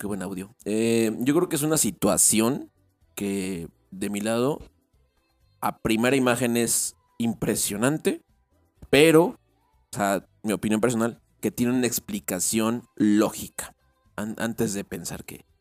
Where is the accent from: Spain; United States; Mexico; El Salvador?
Mexico; Querétaro; yo soy de Querétaro